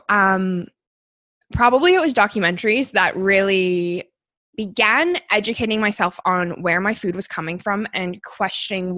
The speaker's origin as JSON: {"language": "English", "town": "Calgary", "region": "Alberta", "country": "Canada", "tie": "born or raised there", "said": "I was born and raised here in Calgary"}